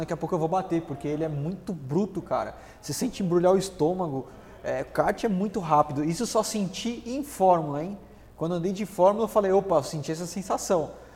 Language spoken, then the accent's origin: Portuguese; São Paulo, Brazil; Eu nasci lá em Interlagos.